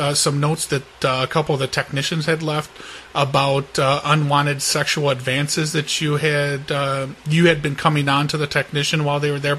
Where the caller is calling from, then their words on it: Seattle, Washington, United States; I'm calling from Seattle, Washington.